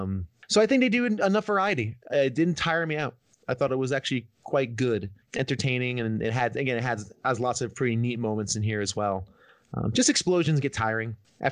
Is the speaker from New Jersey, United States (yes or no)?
yes; New Jersey, United States; moved away; also born or lived in Manhattan, New York; because I grew up in New Jersey and like 20 minutes from New York.